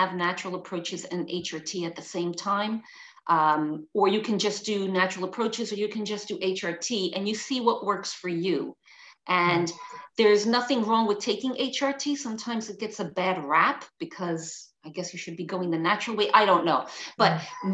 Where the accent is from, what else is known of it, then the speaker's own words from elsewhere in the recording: New York City, New York, United States; moved away as an adult; now in London, United Kingdom; I'm originally from New York City, but now I live in London, and London is my home